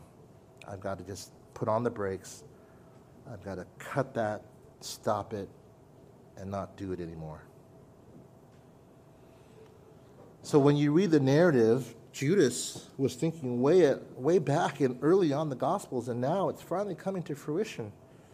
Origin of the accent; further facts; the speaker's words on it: California, United States; I'm from California